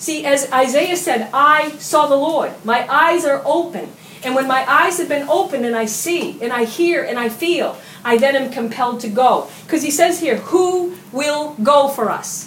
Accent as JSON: {"language": "English", "country": "United States", "said": "I'm an American"}